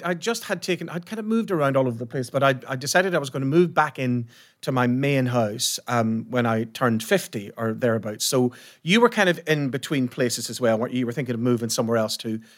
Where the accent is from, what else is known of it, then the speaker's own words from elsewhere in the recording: Ireland; I'm from Ireland.